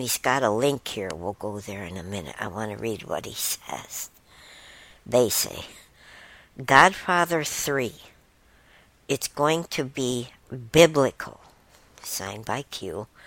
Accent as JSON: {"language": "English", "region": "Michigan", "country": "United States", "said": "I'm from Michigan"}